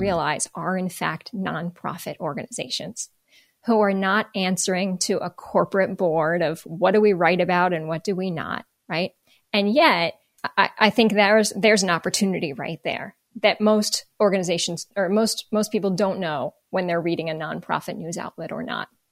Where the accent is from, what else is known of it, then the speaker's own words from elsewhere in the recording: Northern New Jersey, United States; moved away as an adult; also born or lived in Baltimore; I grew up in Northern New Jersey.